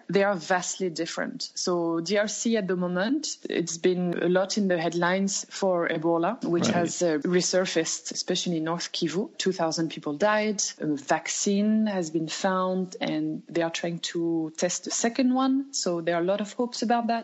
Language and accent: English; Loudun, Nouvelle-Aquitaine, France; moved away as an adult; also born or lived in Poitiers / Beijing / Turkey; I'm from France. I come from the central west of France. My hometown is called Loudun.